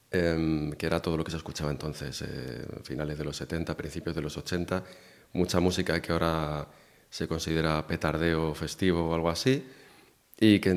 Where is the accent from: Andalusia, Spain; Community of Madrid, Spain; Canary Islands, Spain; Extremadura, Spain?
Community of Madrid, Spain; Pinto; soy de la zona, poligonera, sí. Yo soy de, soy de Pinto